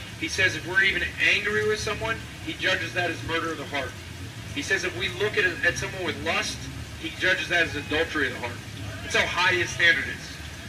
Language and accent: English; New Jersey, United States; See, I'm from New Jersey. I drive in New York.